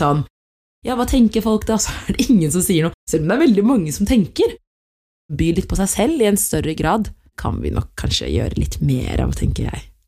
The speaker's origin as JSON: {"language": "Norwegian", "country": "Norway", "tie": "born or raised there", "said": "Jeg har eritreisk opphav, men født og oppvokst her i Norge"}